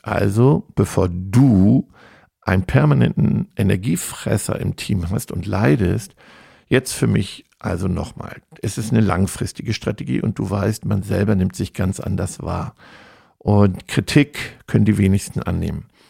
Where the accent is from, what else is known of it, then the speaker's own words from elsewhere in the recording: Germany; als Deutscher